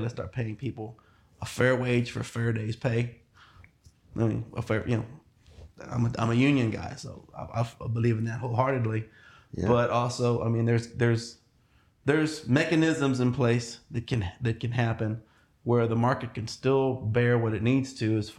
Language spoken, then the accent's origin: English; Bryan, Texas, United States; also born or lived in College Station, Texas; I was born and raised in Bryan, Texas, so Brazos County, really. I live in College Station now.